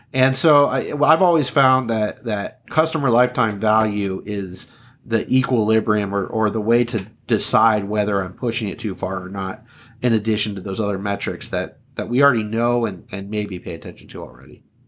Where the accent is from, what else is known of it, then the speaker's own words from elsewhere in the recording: Southern California, United States; moved away as an adult; also born or lived in Upper Peninsula of Michigan; I was born and raised in Southern California.